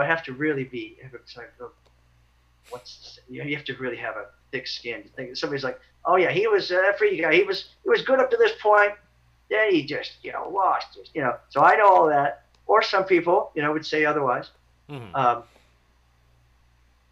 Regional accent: Lawrence and Wichita, Kansas, United States; moved away as an adult; my hometown, towns like Lawrence and Wichita

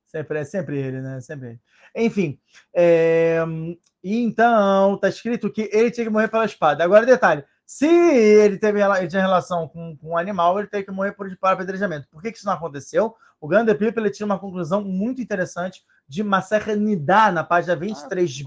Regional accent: Rio de Janeiro, Brazil; moved away; eu sou brasileiro, eu tive que voltar ao Brasil para que exatamente para o Rio de Janeiro, exatamente para os lugares onde eu estava

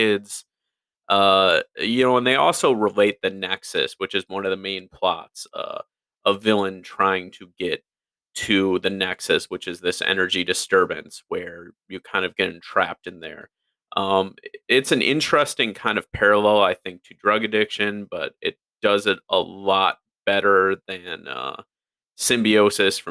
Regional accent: Chicago, Illinois, United States; I grew up in the Chicagoland area in the early 90s

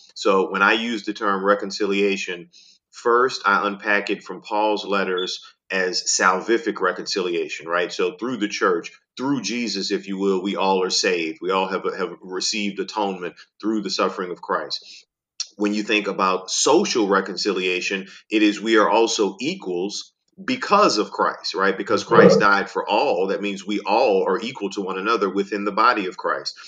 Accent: New Orleans, Louisiana, United States; I grew up in New Orleans

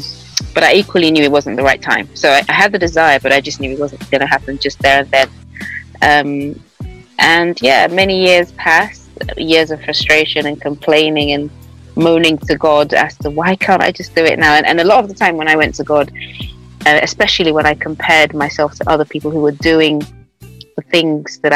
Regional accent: Nigeria; now in London, United Kingdom; I live in London. I'm Nigerian.

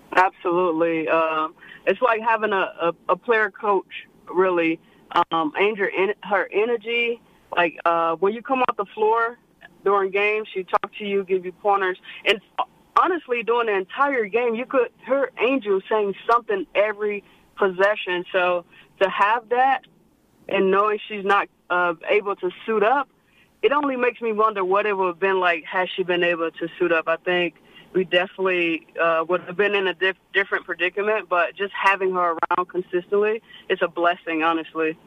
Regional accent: Florida, United States; me being from Florida

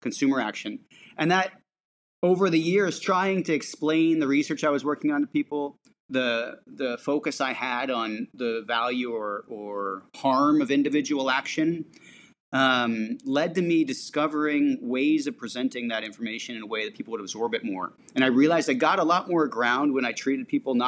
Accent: San Francisco, California, United States; I grew up in San Francisco

